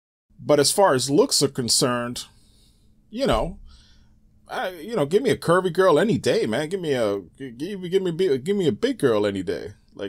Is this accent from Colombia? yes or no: no; Bronx, New York, United States; Yep, born in the Bronx. Yeah, yeah.